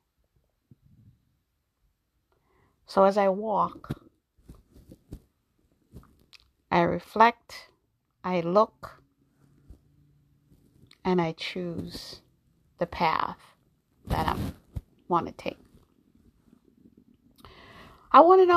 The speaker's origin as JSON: {"language": "English", "region": "New York", "country": "United States", "tie": "born or raised there", "also_born_or_lived": "Jamaica", "said": "I was born in Jamaica. I grew up in New York"}